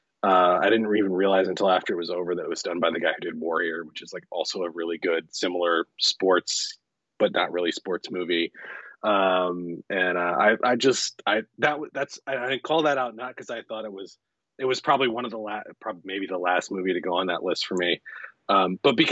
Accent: United States; as an American

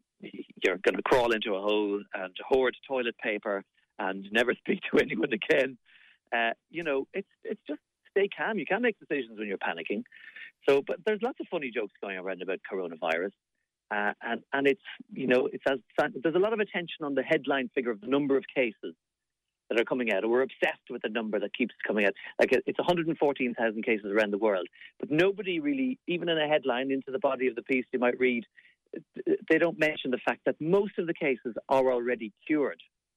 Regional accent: Munster, Ireland; I'll be down in my neighbouring county since I am in from West Clare.

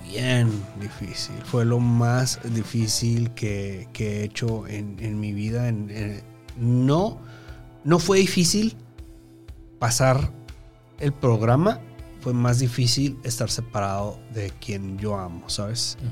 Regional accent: Chihuahua, Mexico; moved away as an adult; also born or lived in Mexico City; Me movieron mis papás a, Chihuahua, Chihuahua, la capital. Y pues ahí este, residí hasta los 21, 22 años de edad.

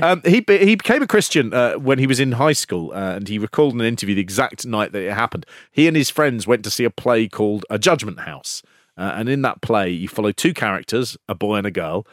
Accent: London, United Kingdom; I am from North London

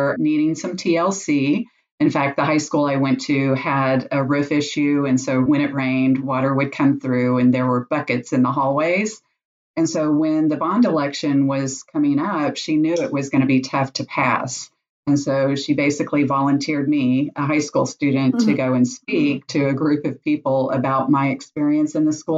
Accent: Dallas, Texas, United States; I grew up in Dallas, Texas, and lived there through elementary and high school

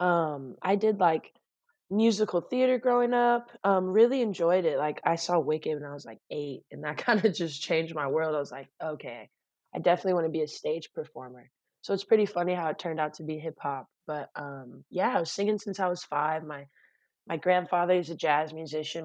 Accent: Torrance, California, United States; My hometown, actually. I'm in my bedroom in Torrance, California.

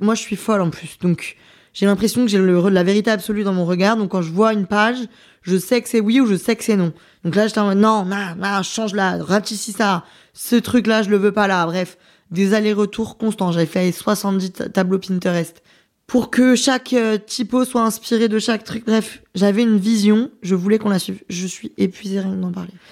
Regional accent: France; moi je suis française, donc euh, j'ai envie de représenter mon pays

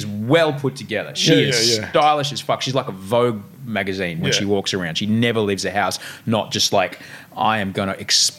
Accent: Brisbane, Queensland, Australia; Like I said, I grew up in Brisbane. My life is very different to what it was then.

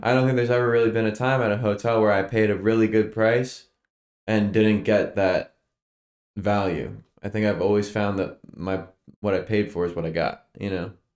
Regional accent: Stroudsburg, Pennsylvania, United States; moved away; the Poconos, my hometown

